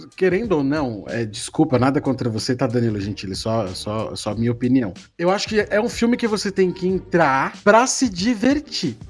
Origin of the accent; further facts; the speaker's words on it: Brazil; eu sou brasileiro